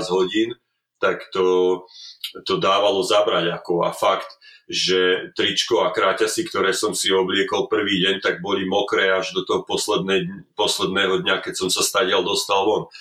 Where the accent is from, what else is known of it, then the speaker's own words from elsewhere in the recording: Slovakia; moved away as an adult; now in Calgary, Canada; ja som Slovák